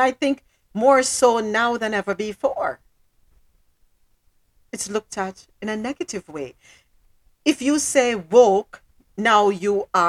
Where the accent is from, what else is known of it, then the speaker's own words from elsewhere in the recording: Jamaica; now in United States; I'm not African-American. I'm Jamaican, right? And our words are different, but I live here, so I have to learn them.